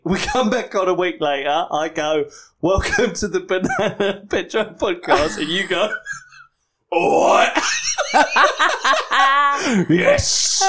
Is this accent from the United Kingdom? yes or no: yes; East of England, United Kingdom; And I'm like, I'm from here, Essex.